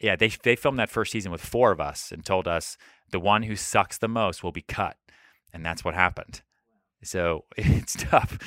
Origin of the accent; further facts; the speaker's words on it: Colorado, United States; moved away as an adult; now in New York City, United States; I moved home to Colorado